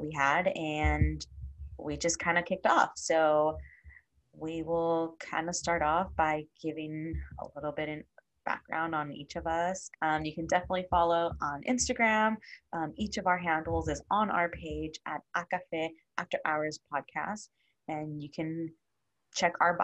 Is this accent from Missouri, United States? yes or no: no; Inland Empire, California, United States; I am from the Inland Empire